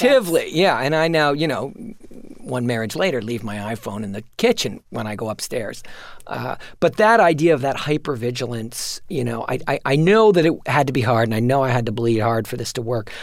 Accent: New York City, New York, United States; I'm a child of Manhattan

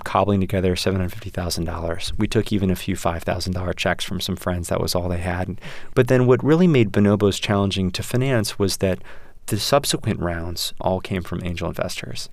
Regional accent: Westchester, Illinois, United States; the Oak Brook Mall near where I grew up in Westchester, Illinois

